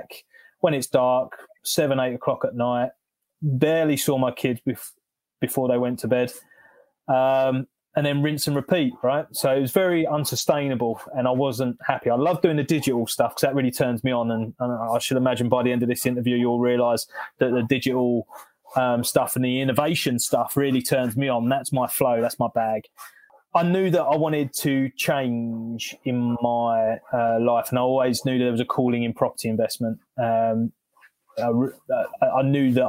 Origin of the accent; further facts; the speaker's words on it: London, United Kingdom; moved away as an adult; now in North Hertfordshire, United Kingdom; I'm originally from South London. Now we're in North Betts, rural North Betts